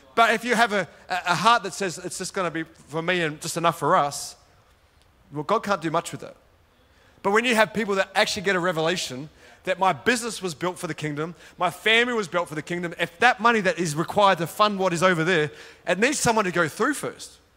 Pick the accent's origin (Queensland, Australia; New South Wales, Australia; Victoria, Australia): New South Wales, Australia; Sydney; accent: Australian; moved away as an adult; now in Gold Coast, Australia; both my wife and I, we grew up in Sydney. We lived in Sydney and we moved to the Gold Coast, which is where we live